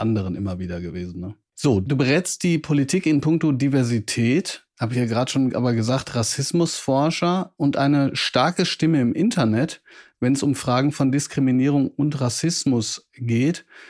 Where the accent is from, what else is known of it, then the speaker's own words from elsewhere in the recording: Bochum, North Rhine-Westphalia, Germany; dass ich auch aus Bochum komme